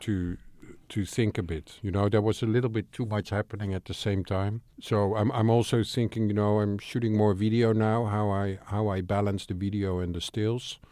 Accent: Amsterdam, North Holland, Netherlands; I'm from Amsterdam

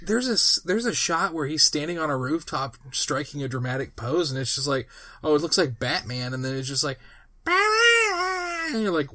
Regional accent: Kentucky, United States; I'm from Kentucky.

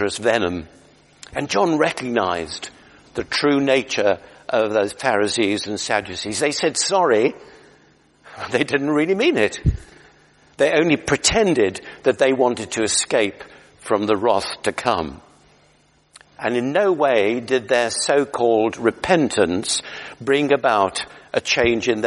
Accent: United Kingdom; we're British

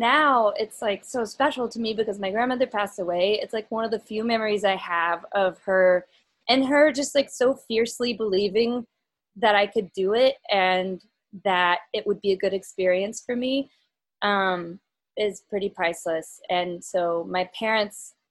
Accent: Little Rock, Arkansas, United States; now in New York City, United States; I grew up in Little Rock

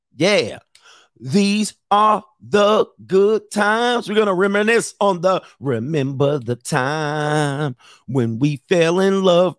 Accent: Southern California, United States; I've been grew up in the, in, in Southern California with cultural people

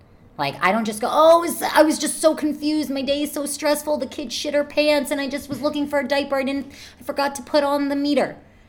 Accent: United Kingdom; I'm not Mexican. I'm British.

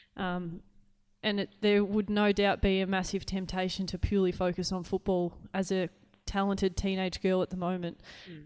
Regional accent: Clarkefield, Victoria, Australia; I I grew up. Uh, my dad refers to it as a hamlet. I don't really even know what that means. it's a tiny little town

